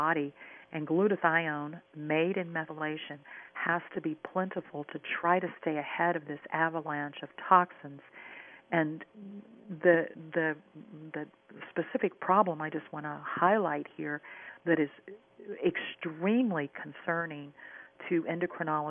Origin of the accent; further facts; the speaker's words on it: Minnesota, United States; In the upper Midwest, and I'm from Minnesota, in the upper Midwest